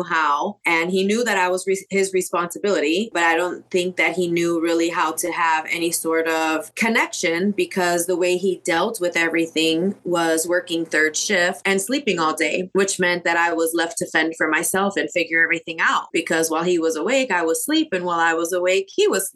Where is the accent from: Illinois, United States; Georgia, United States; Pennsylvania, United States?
Illinois, United States; Chicago; moved away as an adult; I was born and raised in Chicago and made it out in my early 20s